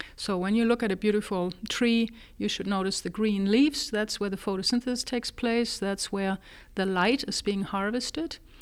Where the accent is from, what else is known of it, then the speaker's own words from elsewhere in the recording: Germany; moved away as an adult; also born or lived in Texas, United States; now in United States; I was born in Germany originally. I got my first degree there, and then at the age of twenty-four, actually came to the United States.